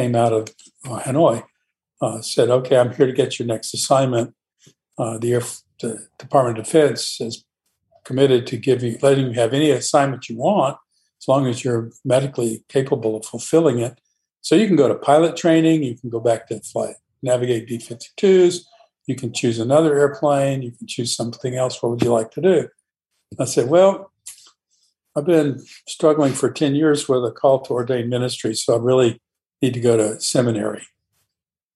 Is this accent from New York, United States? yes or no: no; Savannah, Georgia, United States; also born or lived in Atlanta, Georgia; Growing up in Savannah, Georgia